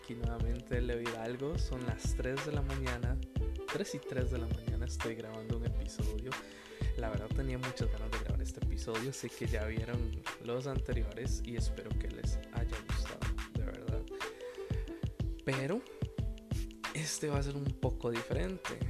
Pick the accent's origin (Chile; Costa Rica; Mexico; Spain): Costa Rica; Tibás, San José; Crecí en la iglesia bautista Tibás